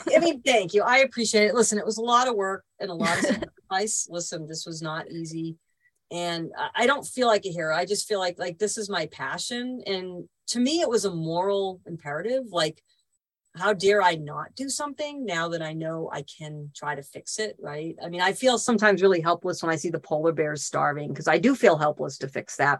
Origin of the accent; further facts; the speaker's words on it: Boston, Massachusetts, United States; moved away as an adult; also born or lived in Northern California; now in California, United States; I'm not from California, I'm from Boston, but California's home. I've been here what 32, 33 years now